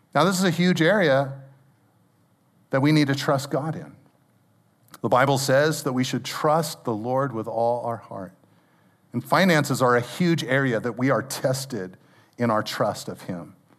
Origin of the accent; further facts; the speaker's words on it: Pacific Grove, California, United States; I grew up in Pacific Grove